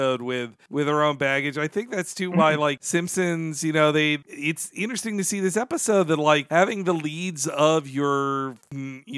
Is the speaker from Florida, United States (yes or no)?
yes; northern Florida, United States; moved away; also born or lived in Georgia / Arkansas; where I grew up in the South, both in, like, the northern part of Florida, which is the more southern culturally, but before that in the, like, Georgia and Arkansas